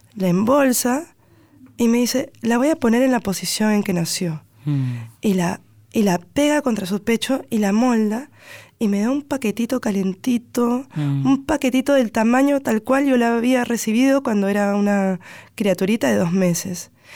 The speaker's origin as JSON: {"language": "Spanish", "region": "Lima", "country": "Peru", "tie": "born or raised there", "accent": "Lima tonadita", "moved": "as an adult", "lives_now": "Buenos Aires, Argentina", "said": "defiendo mi toradita limeña"}